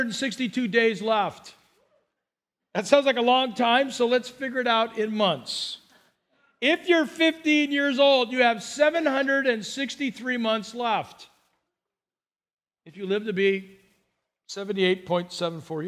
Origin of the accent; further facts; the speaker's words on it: Burbank, California, United States; now in Santa Barbara County, United States; I grew up in Burbank